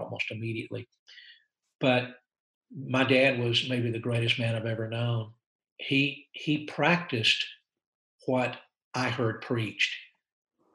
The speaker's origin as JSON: {"language": "English", "country": "United States", "said": "I'm an American missionary"}